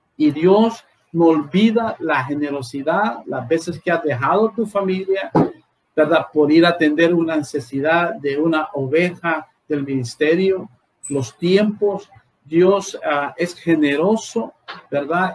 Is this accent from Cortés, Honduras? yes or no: yes; La Lima, Cortés, Honduras; nuestra tierra maravillosa, Señor, llamada Honduras